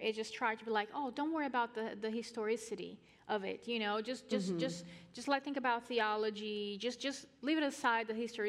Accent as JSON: {"language": "English", "country": "Brazil", "moved": "yes", "said": "I'm from Brazil"}